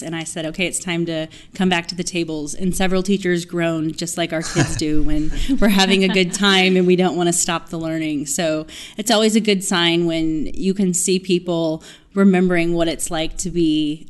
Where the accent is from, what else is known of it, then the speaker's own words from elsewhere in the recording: Houston, Texas, United States; from Houston.